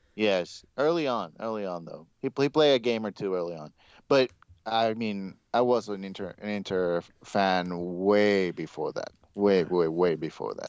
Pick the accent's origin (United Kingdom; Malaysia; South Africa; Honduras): Honduras; moved away; growing up in Honduras